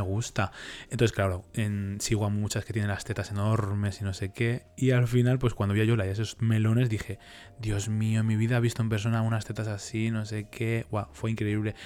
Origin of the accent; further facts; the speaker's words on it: Leganés, Community of Madrid, Spain; yo soy de Leganés